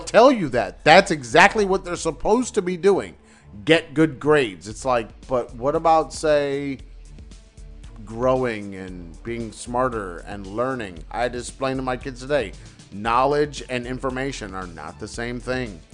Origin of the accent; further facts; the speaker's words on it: Wilmington, Delaware, United States; I was growing up in Wilmington, Delaware